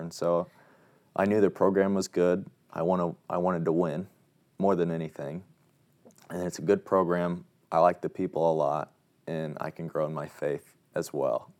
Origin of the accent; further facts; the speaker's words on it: Wabash, Indiana, United States; I'm from Wabash, Indiana